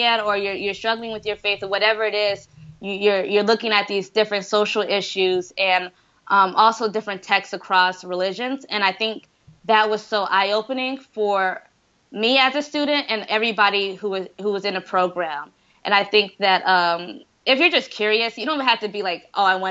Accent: Decatur, Georgia, United States; moved away; I am from Decatur, where it's greater, in Atlanta, near Atlanta, Georgia. I am very proud of being from Decatur.

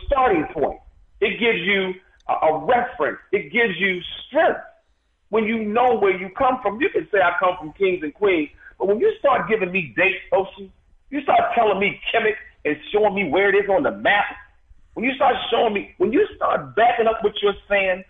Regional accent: United States; as American Africans

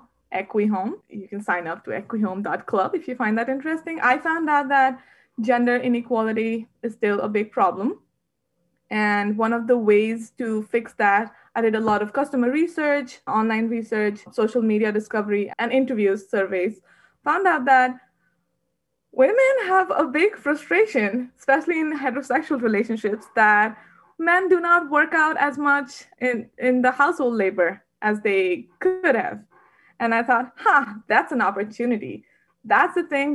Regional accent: Varanasi, Uttar Pradesh, India; moved away as an adult; also born or lived in Bangalore, India; I was raised in Varanasi, India

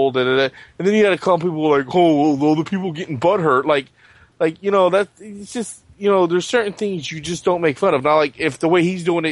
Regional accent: United States; as an American

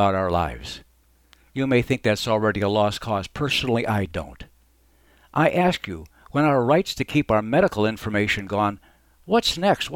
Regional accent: Arizona, United States; As a young man growing up in Arizona

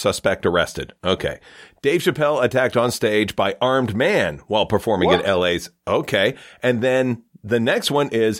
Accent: small town Ontario, Canada; I'm from small town Ontario

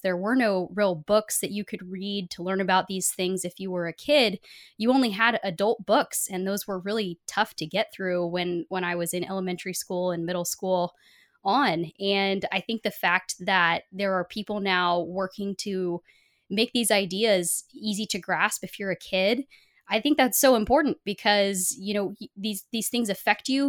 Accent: Portland, Oregon, United States; I was born in Portland, Oregon

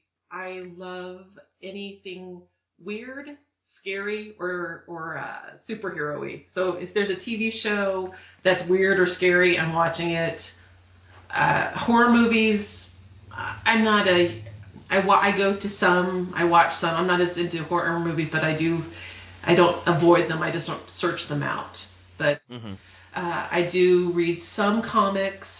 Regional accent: Southern California, United States; I'm born and raised in Southern California

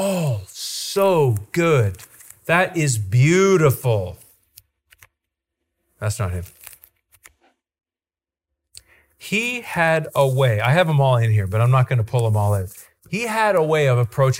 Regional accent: Goderich, Ontario, Canada; I'm from Ontario. And he goes, where are you from? And I say, Goderich

